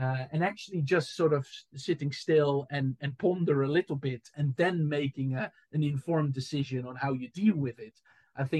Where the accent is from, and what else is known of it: Enkhuizen, North Holland, Netherlands; born or raised there; moved away as an adult; also born or lived in Amsterdam; now in Southampton, United Kingdom